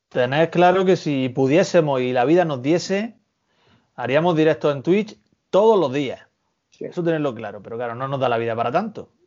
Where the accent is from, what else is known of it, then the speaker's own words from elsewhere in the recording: Almería, Andalusia, Spain; somos almerienses